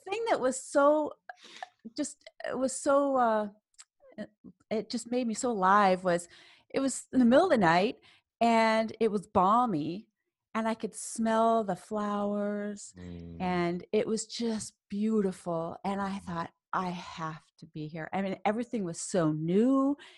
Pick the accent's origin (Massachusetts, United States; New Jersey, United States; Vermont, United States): Massachusetts, United States; Boston; also born or lived in New York / Cambridge, Massachusetts / Saarbrücken, Germany; I spent my life, my childhood in Boston and Cambridge